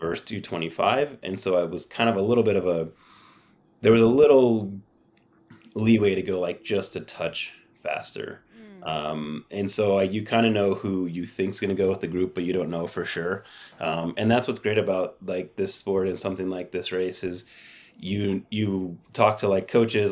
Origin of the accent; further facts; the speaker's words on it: San Diego, California, United States; I'd play soccer in the winter because I grew up in San Diego